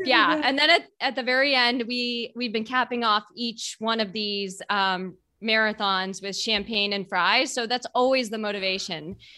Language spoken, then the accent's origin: English; Boston, Massachusetts, United States; I grew up in Boston and I've run it.